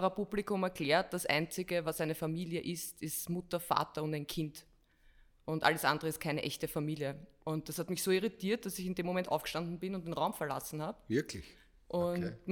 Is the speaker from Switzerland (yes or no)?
no; Perchtoldsdorf, Lower Austria, Austria; Ich bin ja auch nicht in Wien aufgewachsen, sondern in Berchtesdorf. Das grenzt zwar direkt an Wien, an den 23. Bezirk